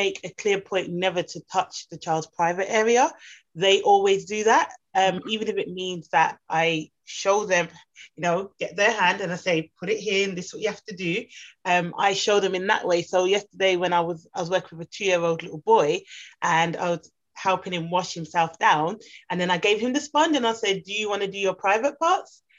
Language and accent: English; United Kingdom; I grew up, obviously, I'm Jamaican, British Jamaican. So I grew up where manners is very important.